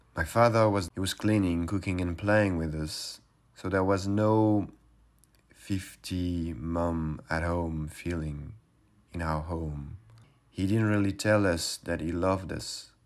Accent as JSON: {"language": "English", "area": "suburbs of Paris", "region": "Île-de-France", "country": "France", "tie": "born or raised there", "said": "I grew up in the suburbs of Paris during the eighties and early nineties"}